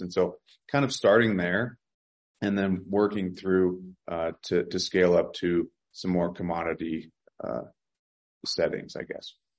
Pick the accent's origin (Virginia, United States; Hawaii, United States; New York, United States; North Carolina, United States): Virginia, United States; I grew up in Virginia